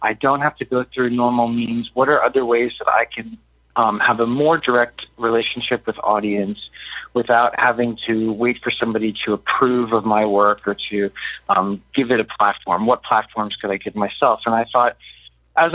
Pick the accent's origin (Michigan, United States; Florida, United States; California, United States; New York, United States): Florida, United States; Miami; Miami is a really special place to me. It's my hometown